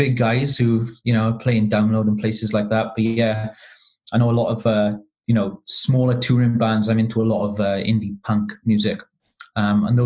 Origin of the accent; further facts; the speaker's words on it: Cardiff, Wales, United Kingdom; now in Leicester, United Kingdom; I'm originally from Cardiff, but I live in Leicester in the East Midlands now, in the UK.